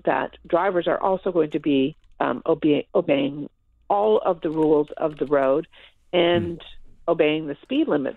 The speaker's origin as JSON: {"language": "English", "town": "Toronto", "region": "Ontario", "country": "Canada", "tie": "born or raised there", "said": "I was born and raised in Toronto. I grew up here."}